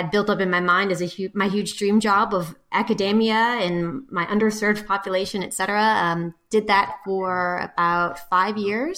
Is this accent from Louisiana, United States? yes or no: yes; New Orleans, Louisiana, United States; moved away as an adult; also born or lived in Shreveport, Louisiana; now in Jackson, Mississippi, United States; I'm originally from New Orleans